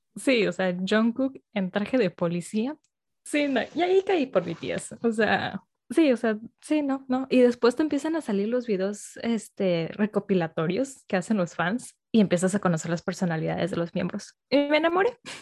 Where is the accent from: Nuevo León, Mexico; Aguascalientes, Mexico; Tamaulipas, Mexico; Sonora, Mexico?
Nuevo León, Mexico; Monterrey; moved away as an adult; now in Mexico City, Mexico; soy de Monterrey